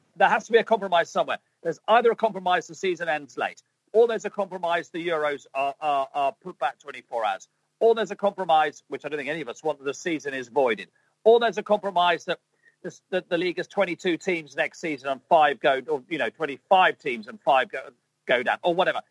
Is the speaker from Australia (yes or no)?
no; England, United Kingdom; I'm English